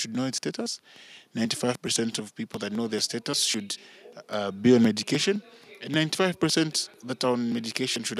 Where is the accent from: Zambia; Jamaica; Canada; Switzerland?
Zambia; Ndola, Copperbelt Province; born and raised in Dola on the Copper Belt